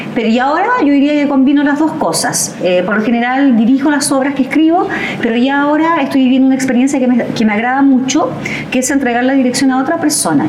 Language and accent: Spanish; Coronel, Biobío, Chile; Yo que soy de aquí mismo, de, la, de, Coronel